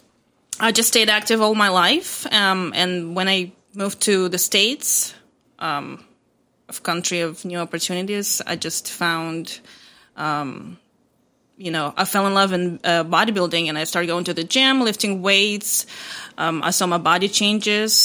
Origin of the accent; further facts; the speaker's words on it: Moldova; moved away; I'm from Republic of Moldova. It's a small country between Ukraine and Romania.